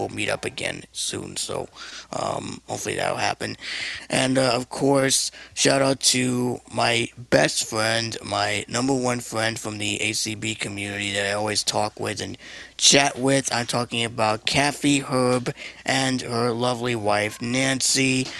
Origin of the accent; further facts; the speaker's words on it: Puerto Rico; We were both born and raised in Puerto Rico. Well, I'm Puerto Rico.